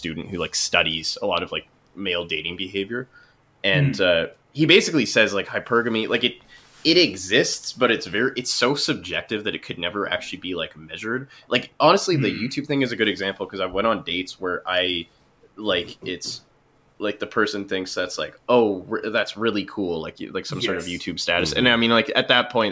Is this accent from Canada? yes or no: yes; Canada